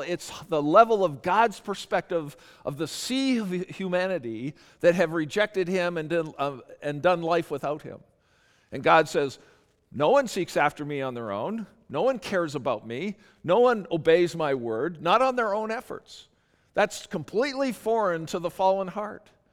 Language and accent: English; Canada; I'm Canadian